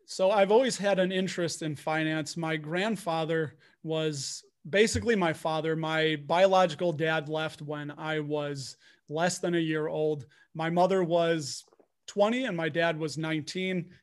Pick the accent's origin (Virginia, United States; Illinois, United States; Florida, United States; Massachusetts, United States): Illinois, United States; Chicago; I'm from Chicago. Got my Blackhawks hat on. I was born and raised here